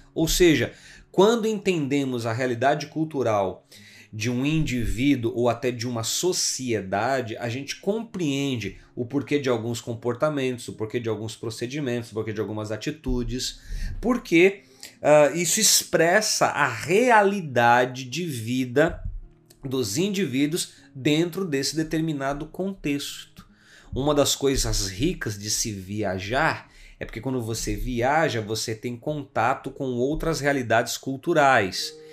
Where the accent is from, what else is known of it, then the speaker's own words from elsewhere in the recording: Brazil; enquanto brasileiros, nós herdamos uma herança cultural